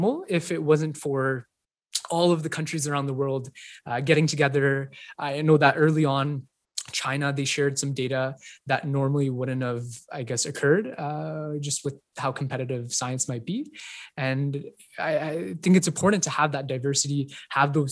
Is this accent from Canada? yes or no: yes; Canada; also born or lived in India; I was born in India, and then we moved to Canada when I was about 2 years old